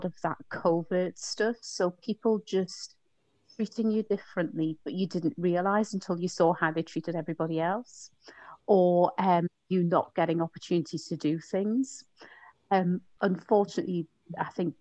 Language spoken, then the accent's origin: English; Newcastle upon Tyne, North East England, United Kingdom; also born or lived in Leicester; when I was growing up in Newcastle